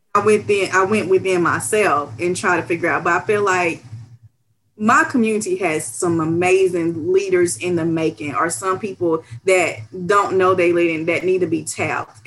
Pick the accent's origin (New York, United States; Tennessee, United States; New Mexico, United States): Tennessee, United States; Knoxville; I was born and raised in East Knoxville, and I love East Knoxville